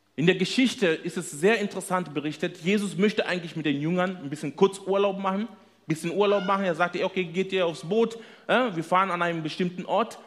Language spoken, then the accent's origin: German; Kenya; German is a second language; moved away as an adult; now in Germany; ursprünglich kommen wir aus Kenia, sind dort geboren, nach Deutschland gekommen äh, zu studieren.